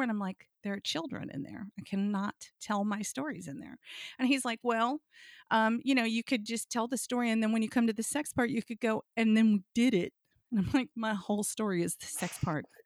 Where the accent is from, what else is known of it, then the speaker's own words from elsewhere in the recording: Blue Ridge Mountains of Virginia, United States; I grew up in the South. I grew up in the Blue Ridge Mountains of Virginia, spent my summers in West Virginia.